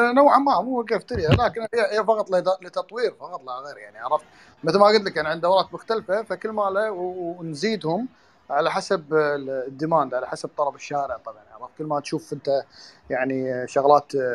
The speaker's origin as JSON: {"language": "Arabic", "country": "Kuwait"}